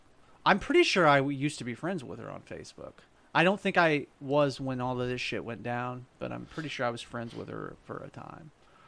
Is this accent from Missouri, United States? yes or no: yes; Jefferson City, Missouri, United States; When I was a little kid, I grew up in Jeff City on Shawn Drive.